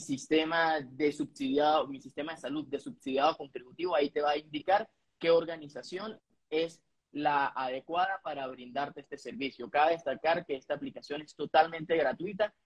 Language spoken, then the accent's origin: Spanish; Venezuela; moved away; todos los venezolanos